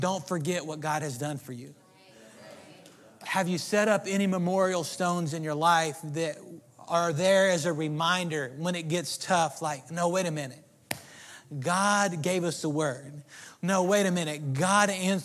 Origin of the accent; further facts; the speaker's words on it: Oklahoma, United States; moved away as an adult; now in Texas, United States; I grew up in Oklahoma, and I got to Texas as soon as I could.